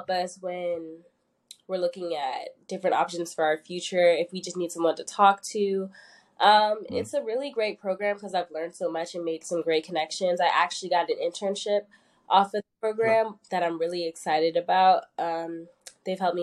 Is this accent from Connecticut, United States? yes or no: no; Northern Virginia, United States; moved away as an adult; now in Atlanta, United States; I'm from Northern Virginia